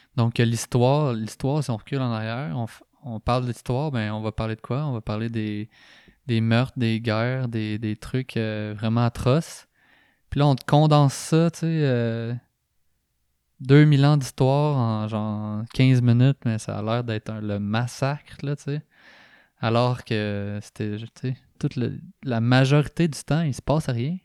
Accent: Drummondville, Quebec, Canada; moved away; also born or lived in Montreal; je viens de Drummondville

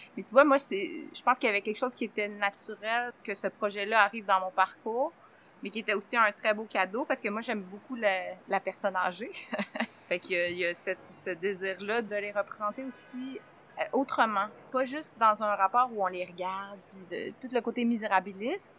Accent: Saint-Gabriel-de-Brandon, Quebec, Canada; je suis née à Saint-Gabriel de Brandon. Je suis un enfant de la Brandonie

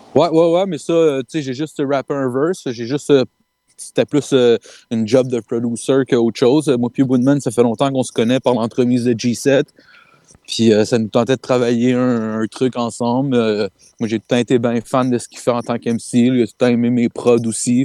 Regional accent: Saint-Hubert, Quebec, Canada; Saint-Hubert, man, euh, born and raised

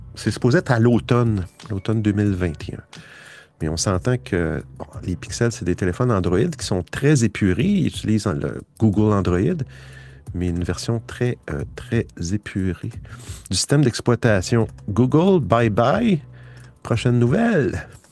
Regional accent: Quebec, Canada; moi je suis du Québec

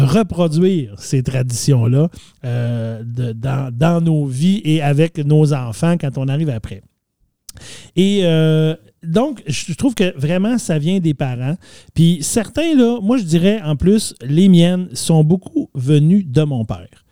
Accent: Saguenay, Quebec, Canada; je viens du Saguenay, je l'ai dit tantôt, plus précisément d'Arvida. Et pas loin de chez moi, il y avait le rang Saint-Anne

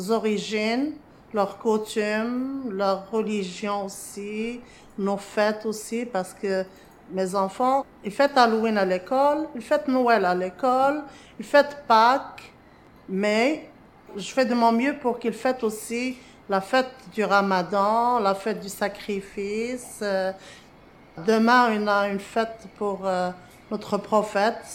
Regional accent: Morocco; moved away as an adult; now in Montréal, Canada; Je suis arrivée au Québec du Maroc en octobre 2003. Je suis citoyenne canadienne depuis 2008.

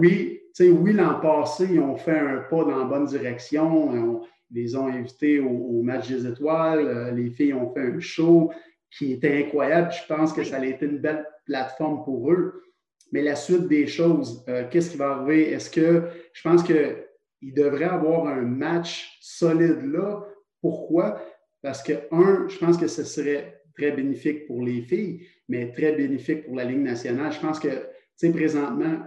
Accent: Trois-Rivières, Quebec, Canada; je viens de Trois-Rivières

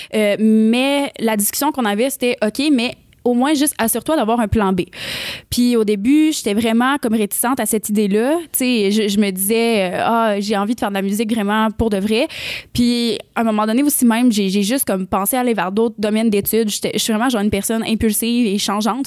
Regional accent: Rimouski, Quebec, Canada; moved away as an adult; now in Montreal, Canada; je viens de Rimouski, petite histoire, je viens de Rimouski, puis je suis déménagée à Montréal, j'avais 20 ans

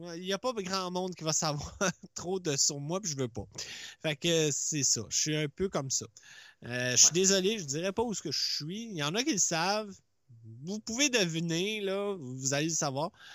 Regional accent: Laurentides, Quebec, Canada; accent: Laurentides; j'ai juste un accent de, je dis pas de où, là, mais des Laurentides

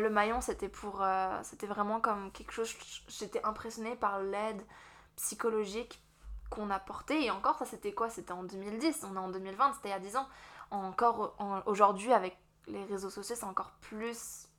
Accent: Strasbourg, Grand Est, France; moved away as an adult; also born or lived in Vosges; now in Moncton, Canada; je suis française de France. Je suis de Strasbourg à l'origine.

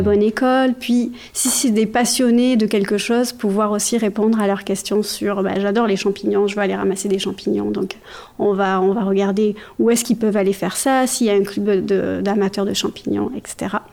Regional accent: Provence-Alpes-Côte d'Azur, France; moved away as an adult; also born or lived in Quebec / Saguenay-Lac-Saint-Jean; now in Saguenay, Canada; je viens de la France, d'un petit village entre Aix euh, en Provence et Marseille qui s'appelle Peigné. J'ai grandi là-bas, j'ai vécu pendant les 30 premières années de ma vie là-bas

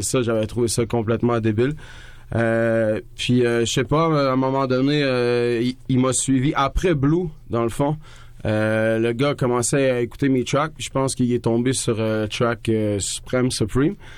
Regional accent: Trois-Rivières, Quebec, Canada; moved away; on vient du Cap

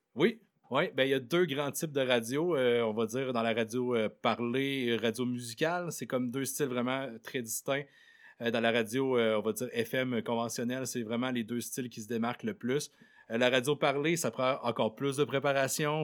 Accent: Côte-Nord, Quebec, Canada; je viens de la Côte-Nord

